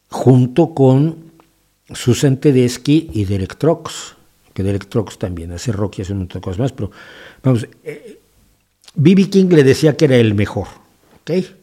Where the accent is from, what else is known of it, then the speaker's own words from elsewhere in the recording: Spain; Es una de las ciudades que conforman mi nacionalidad como español, ¿no?